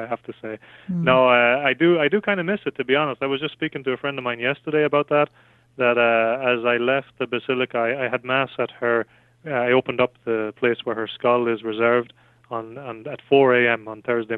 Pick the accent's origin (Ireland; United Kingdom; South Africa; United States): Ireland; west of Ireland; I'm from Ireland, west of Ireland